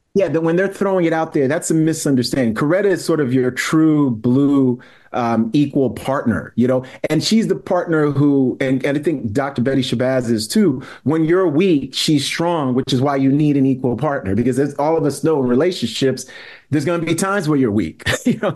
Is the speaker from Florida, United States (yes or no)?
no; New York City, New York, United States; I'm born and raised in New York City, but both of my parents were, were from, um, Haiti.